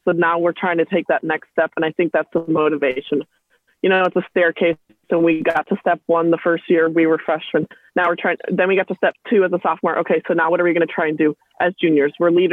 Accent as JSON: {"language": "English", "region": "Minnesota", "country": "United States", "moved": "as an adult", "lives_now": "Orlando, United States", "said": "I'm actually from Minnesota, the freezing cold"}